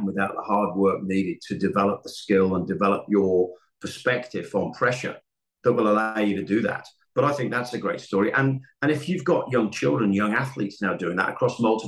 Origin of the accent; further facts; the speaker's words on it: England, United Kingdom; I'm English